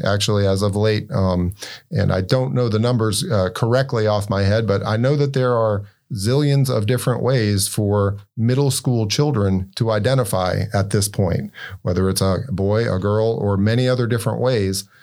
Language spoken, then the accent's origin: English; Winston-Salem, North Carolina, United States; moved away as an adult; now in Maine, United States; I'm originally from North Carolina, uh, born, bred down in, uh, Winston-Salem, North Carolina.